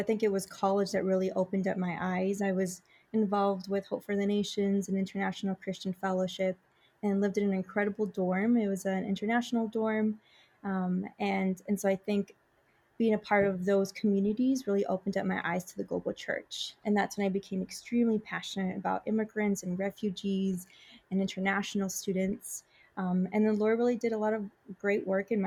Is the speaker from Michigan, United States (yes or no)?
yes; Michigan, United States; moved away as an adult; now in Chicago, United States; I'm originally from Michigan. My parents are both from Mexico, so I'm Mexican-American.